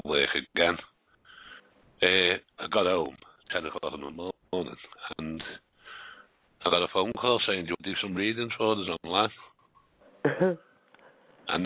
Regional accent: Liverpool, North West England, United Kingdom; accent: Scouse; I was born in Liverpool a long time ago

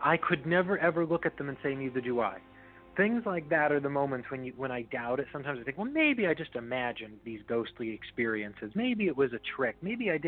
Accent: Northeast, United States; We're both from the Northeast.

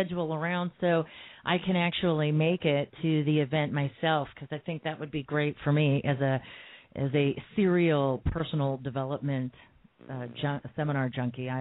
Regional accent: Phoenix, Arizona, United States; my hometown of Phoenix, Arizona.

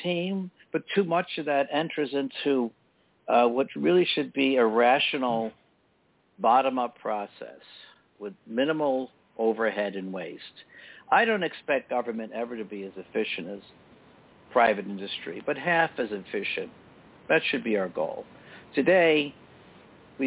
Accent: upstate New York, United States; my middle-class family in upstate New York

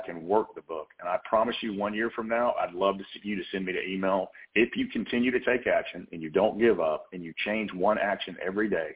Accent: the South, United States; accent: Southern; my Southern accent

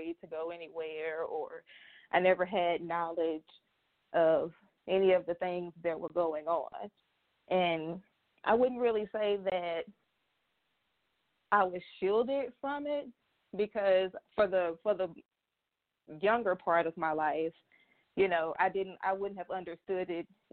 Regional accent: Little Rock, Arkansas, United States; also born or lived in Pine Bluff, Arkansas; I was born in Pine Bluff, lived there till I was in the first grade. And then I moved to Little Rock

